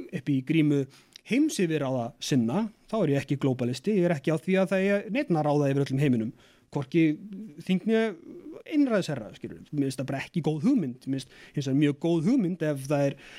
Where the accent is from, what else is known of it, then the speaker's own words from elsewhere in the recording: Iceland; við erum sjálfstæð frá Danmörku og ægila ánað með það að fá að ráða okkar eigin málum